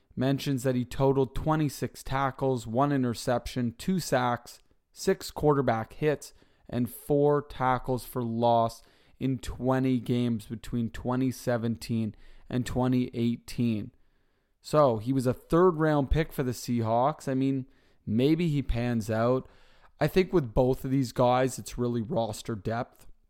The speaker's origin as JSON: {"language": "English", "town": "Toronto", "region": "Ontario", "country": "Canada", "tie": "born or raised there", "said": "where I grew up in Toronto"}